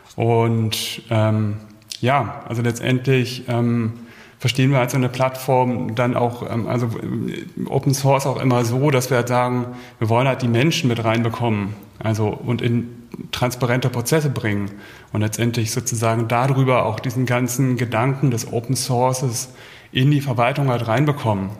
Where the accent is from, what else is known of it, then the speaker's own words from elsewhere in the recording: Hamburg, Germany; moved away as an adult; now in Berlin, Germany; ich komme ursprünglich auch aus Hamburg, äh, lebe aber seit 2005 hier in Berlin